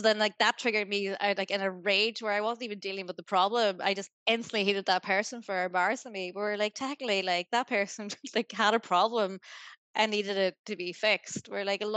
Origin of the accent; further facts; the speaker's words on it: Greencastle, Ulster, Ireland; moved away as an adult; now in Australia; I'm from Greencastle